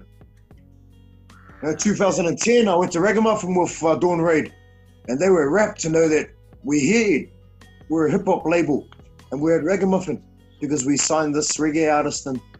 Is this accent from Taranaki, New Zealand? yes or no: no; Auckland, New Zealand; But when I put the microphone down and walk off the stage, I'm just … from South Auckland.